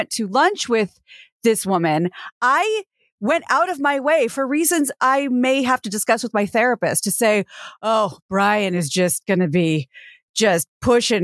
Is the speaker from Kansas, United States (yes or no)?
yes; Kansas, United States; now in Los Angeles, United States; my home state of Kansas